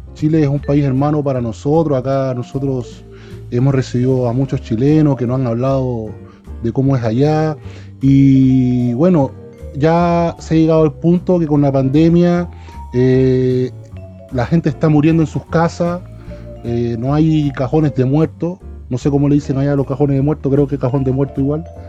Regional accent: Cuba; como cubanos

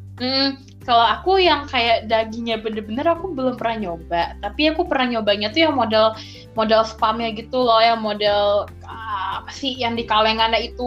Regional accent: Jakarta, Indonesia; aku kan lahir di Jakarta, besar di Jakarta

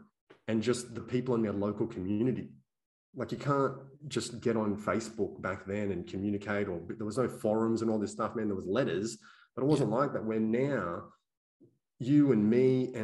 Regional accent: Australia; I was born and raised here in Australia

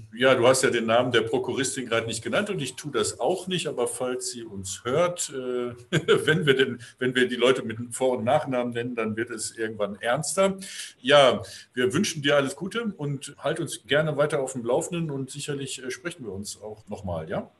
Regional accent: Ahlen, North Rhine-Westphalia, Germany; In meiner Heimatstadt Aalen in Westfalen

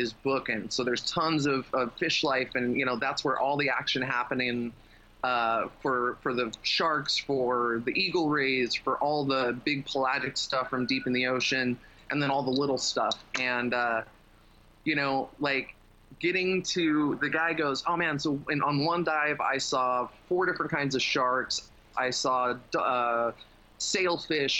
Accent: Las Vegas, Nevada, United States; now in Thailand; Growing up in Vegas

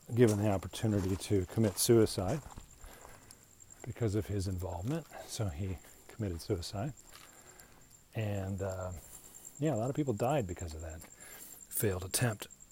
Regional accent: United States; I'm an American

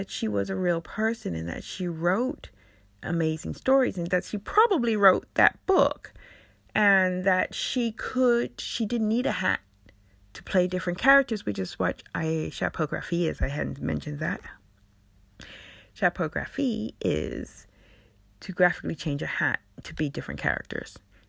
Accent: United States; moved away as an adult; also born or lived in Berlin, Germany; now in London, United Kingdom; I left my home country of America. The date, the 16th of April. And coincidentally, because it was around the time I discovered I was about to leave Berlin, where I had lived for 11 years, to move to London.

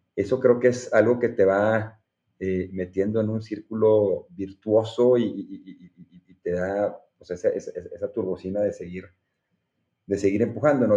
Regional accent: Monterrey, Nuevo León, Mexico; Soy orgullosamente regiomontano

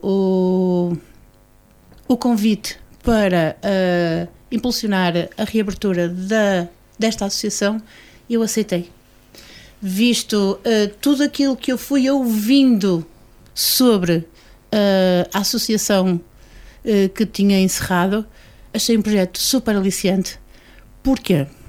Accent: Vila Nova de Gaia, Porto District, Portugal; moved away; eu não sou de Sinfãs, eu sou de Vila Nova de Gaia, eu sou a menina da cidade

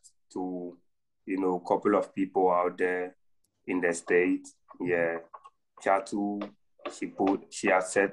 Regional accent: Accra, Greater Accra, Ghana; I'm from West Africa, Accra, Ghana.

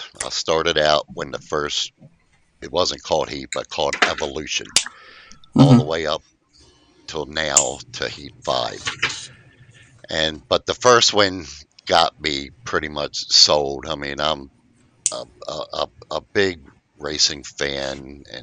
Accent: Maryland, United States; here in my hometown of Maryland

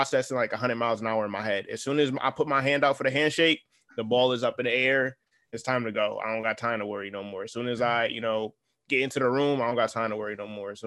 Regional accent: New Haven, Connecticut, United States; I have this dope streetwear brand out of my hometown of New Haven, Connecticut.

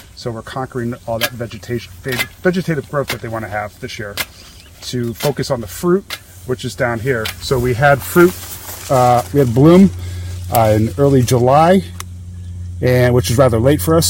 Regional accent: Saskatoon, Saskatchewan, Canada; I grew up with in Canada, up in Saskatoon, Saskatchewan, where I'm from

